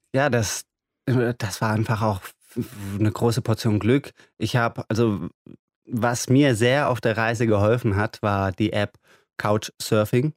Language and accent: German; Germany; first language German; also born or lived in Iran; Ich bin hier ganz normal zur Schule gegangen. Deutschland ist mein Mutterland oder mein Vaterland, würde ja. ich sagen. Auch äh, Deutsch ist meine Muttersprache